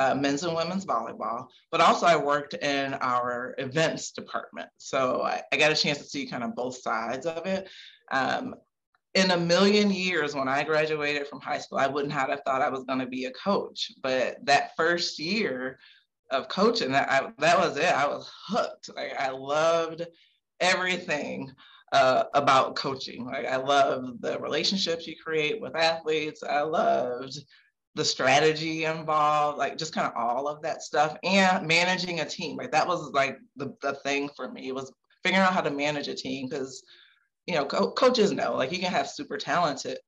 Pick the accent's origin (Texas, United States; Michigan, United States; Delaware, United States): Michigan, United States; Lansing; So I'm from Lansing, Michigan, right in the middle of the palm of that mitten